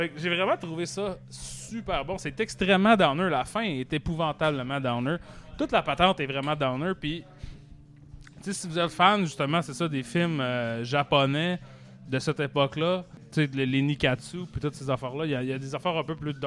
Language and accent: French; Arvida, Quebec, Canada; je viens d'Arvida, mettons, Arvida, c'est une ville industrielle